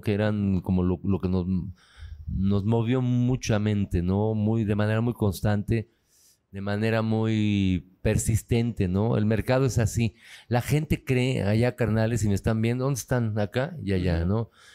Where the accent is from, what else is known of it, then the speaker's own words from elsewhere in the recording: Tulancingo, Hidalgo, Mexico; soy de Tulancingo